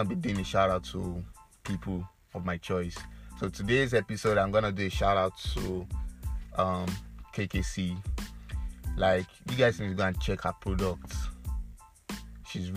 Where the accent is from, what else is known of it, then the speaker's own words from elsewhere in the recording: Edo, Nigeria; I'm from Edo State, a lot of people that know me will know that I'm from Edo State.